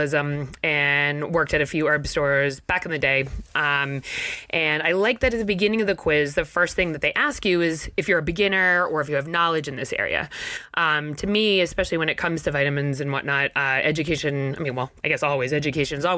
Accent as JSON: {"language": "English", "town": "Mattapoisett", "region": "Massachusetts", "country": "United States", "moved": "as an adult", "lives_now": "Maine, United States", "said": "I'm from Mattapoisett, Mass, down near New Bedford."}